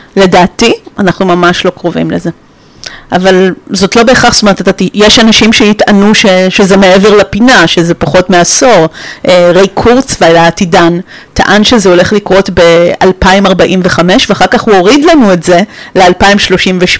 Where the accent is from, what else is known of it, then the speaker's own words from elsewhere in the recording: Romania; moved away; אני נולדתי בשנות ה-70 בקומוניזם, ברומניה